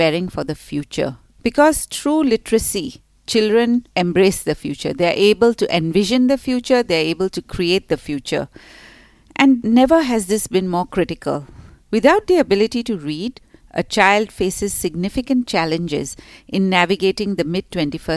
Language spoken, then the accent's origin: English; Mumbai, Maharashtra, India; moved away as an adult; now in Singapore; I grew up in Mumbai